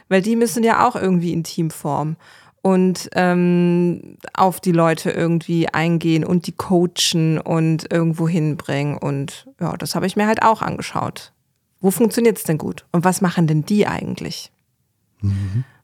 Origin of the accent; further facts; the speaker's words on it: Baden-Württemberg, Germany; komme aus Baden-Württemberg